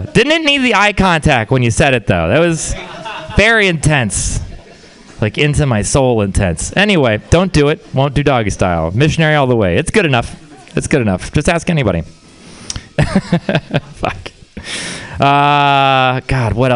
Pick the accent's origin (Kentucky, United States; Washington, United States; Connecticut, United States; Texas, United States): Texas, United States; I'm from Texas. Yeah, it is a place. We're very proud of it. Just ask any Texan. But the thing about Texas is it's also a weird place to grow up